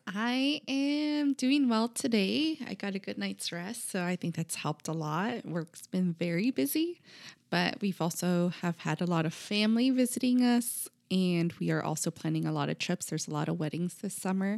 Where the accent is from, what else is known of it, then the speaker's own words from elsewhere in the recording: Southern California, United States; now in Sacramento, United States; we're all from Southern California